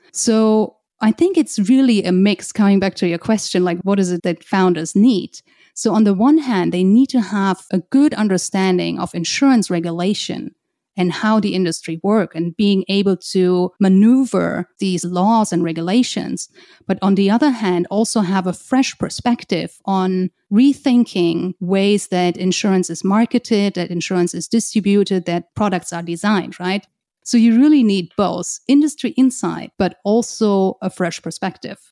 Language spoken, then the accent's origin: English; just outside of Frankfurt, Hesse, Germany; moved away as an adult; also born or lived in Hong Kong; now in New York, United States; I'm originally from Germany, just outside of Frankfurt.